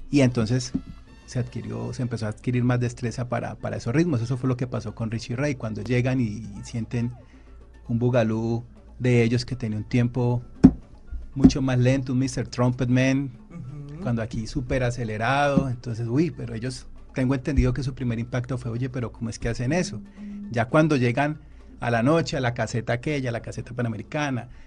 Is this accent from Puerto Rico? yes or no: no; Colombia